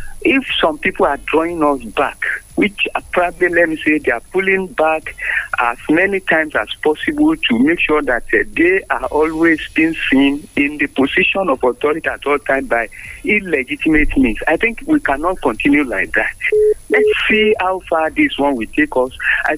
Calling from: Abeokuta, Ogun State, Nigeria

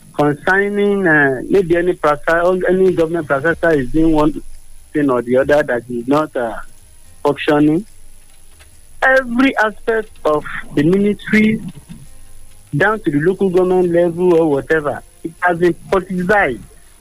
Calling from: Arigbajo, Ogun State, Nigeria; I'm calling from Arigbaje.

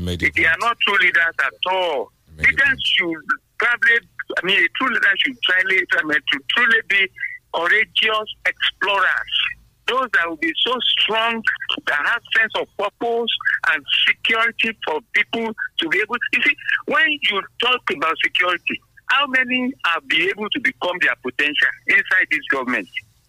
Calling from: Abeokuta, Ogun State, Nigeria; from Abeokuta.

